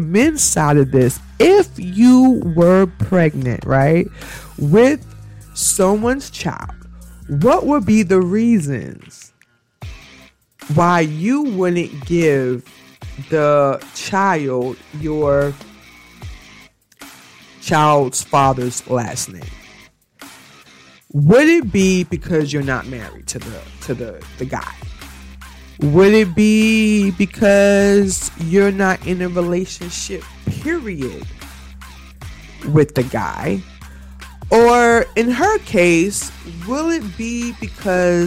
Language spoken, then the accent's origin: English; Jamaica; me as a Jamaican